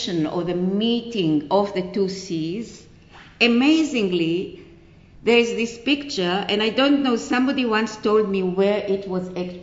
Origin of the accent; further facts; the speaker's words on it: Israel; I come from Israel. And it's a very, very disturbed place.